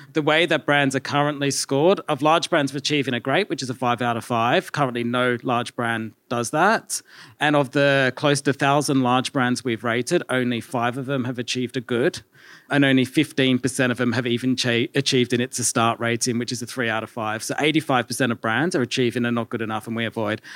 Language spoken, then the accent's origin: English; Australia; accent: Australian; We started in Australia, if you can't tell by my accent as well.